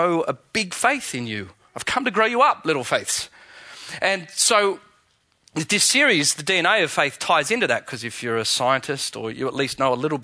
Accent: Australia; accent: Aussie; my Aussie accent

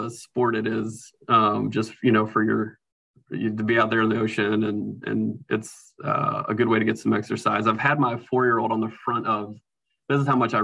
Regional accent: Norfolk, Virginia, United States; I grew up in Norfolk, Virginia

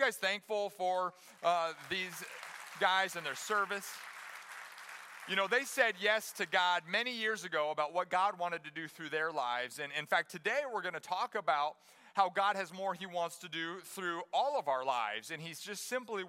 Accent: Johnston, Iowa, United States; moved away as an adult; now in Springfield, United States; I grew up in Johnston, Iowa, my first 18 years

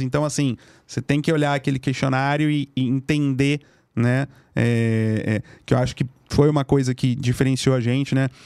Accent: Rio de Janeiro, Brazil; moved away as an adult; now in São Paulo, Brazil; lá no Rio, sou carioca

